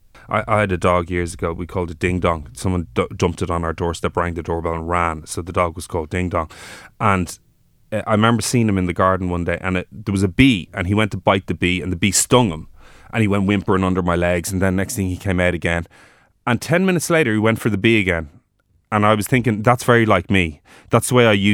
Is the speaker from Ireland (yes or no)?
yes; Dublin, Leinster, Ireland; also born or lived in Offaly; I grew up in Rathfarnham